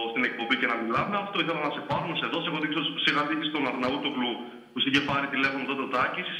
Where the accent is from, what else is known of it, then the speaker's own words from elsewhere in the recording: Thessaloniki, Central Macedonia, Greece; Εγώ είμαι από Τούμπα, Θεσσαλονίκη.